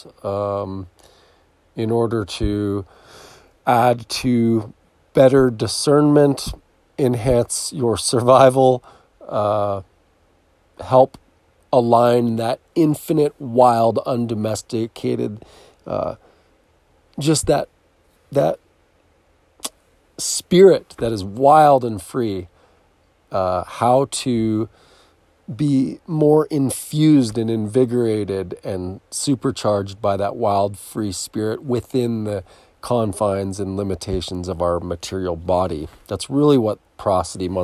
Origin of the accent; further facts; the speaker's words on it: near Philadelphia, Pennsylvania, United States; I was born near Philadelphia